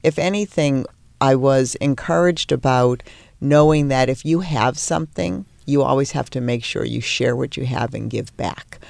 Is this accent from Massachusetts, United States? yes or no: yes; Peabody, Massachusetts, United States; moved away; I grew up in a town in Massachusetts called Peabody.